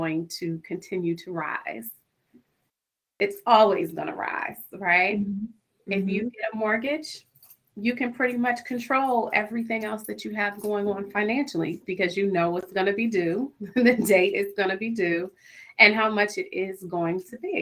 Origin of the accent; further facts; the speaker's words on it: Central Virginia, United States; I grew up in Virginia, in Central Virginia